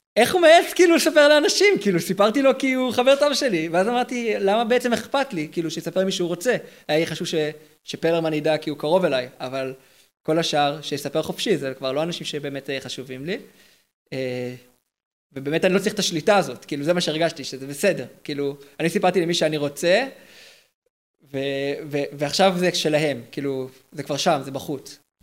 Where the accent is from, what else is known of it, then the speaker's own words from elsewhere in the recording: Herzliya, Tel Aviv District, Israel; אני מהרצליה